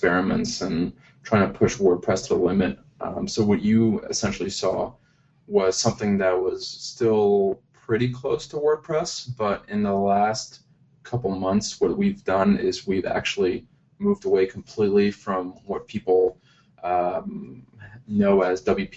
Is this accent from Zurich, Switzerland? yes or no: yes; Zurich, Switzerland; moved away as an adult; also born or lived in United States; I'm in Zurich, Switzerland, and that's where I'm actually from. I was born and raised here